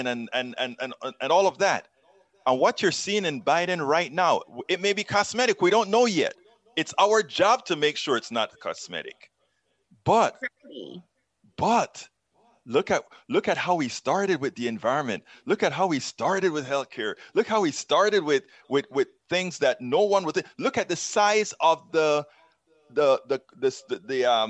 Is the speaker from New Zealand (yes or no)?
no; Panama; now in United States; I'm from Central America.